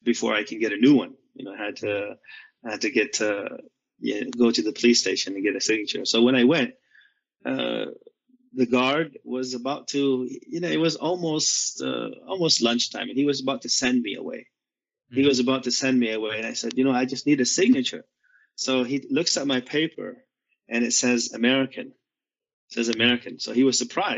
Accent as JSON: {"language": "English", "country": "Vietnam", "tie": "born or raised there", "also_born_or_lived": "United States / Saudi Arabia / Seattle", "moved": "yes", "said": "I was born in Vietnam during that time"}